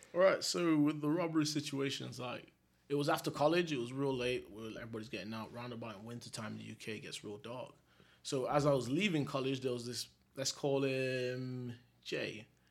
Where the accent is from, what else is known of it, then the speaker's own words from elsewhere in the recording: Jamaica; 'cause being Jamaican